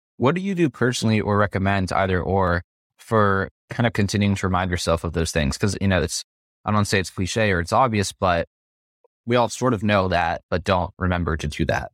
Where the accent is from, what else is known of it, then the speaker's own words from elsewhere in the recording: Las Vegas, Nevada, United States; I'm from Las Vegas